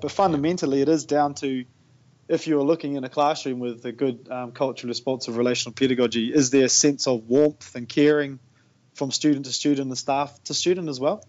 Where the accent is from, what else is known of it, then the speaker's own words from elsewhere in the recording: Tauranga, Bay of Plenty, New Zealand; now in Whakatane, New Zealand; I was actually born and raised in Tauranga, but I left there in 1999